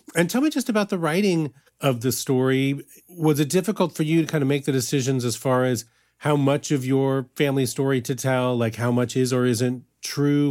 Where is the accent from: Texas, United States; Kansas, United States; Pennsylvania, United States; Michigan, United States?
Kansas, United States; I grew up in Kansas